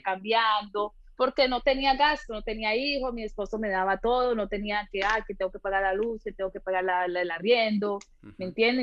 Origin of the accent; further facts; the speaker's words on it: Colombia; moved away as an adult; also born or lived in Italy / Australia; now in France; mi infancia en Colombia muy alegre